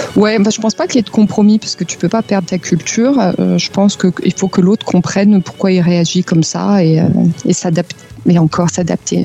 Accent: France; moved away as an adult; now in Munich, Germany; en tant que française

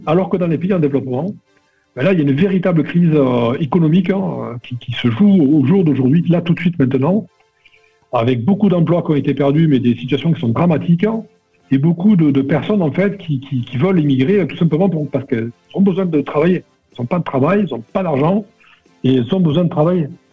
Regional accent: Perpignan, Occitania, France; moved away; je suis originaire de Perpignan

